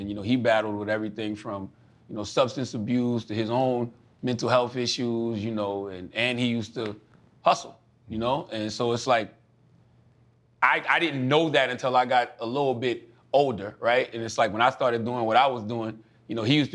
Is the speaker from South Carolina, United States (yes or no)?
yes; Moncks Corner, South Carolina, United States; Charleston, South Carolina, which is 30 minutes from my hometown, I was just talking like we talked in Monk's Corner